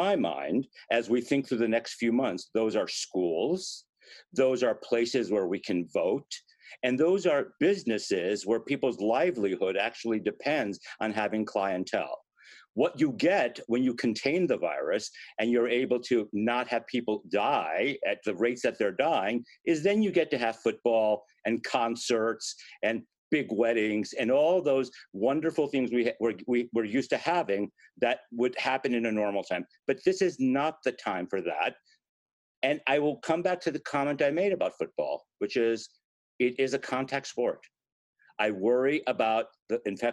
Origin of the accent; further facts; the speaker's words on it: Newark, New Jersey, United States; here in Newark, which is my hometown